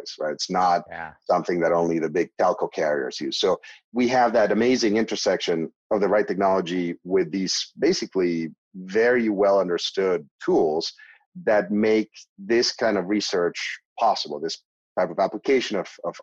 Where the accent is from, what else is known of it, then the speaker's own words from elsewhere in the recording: Argentina; moved away as an adult; I was born in Argentina in a pretty medical family